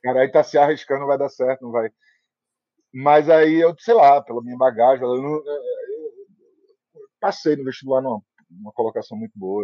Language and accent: Portuguese; Recife, Pernambuco, Brazil; eu sou recifense